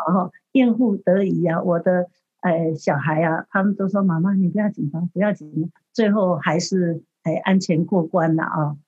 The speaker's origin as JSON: {"language": "Chinese", "country": "Taiwan", "tie": "born or raised there", "moved": "yes", "lives_now": "United States", "said": "这是从台湾，我的故乡来的"}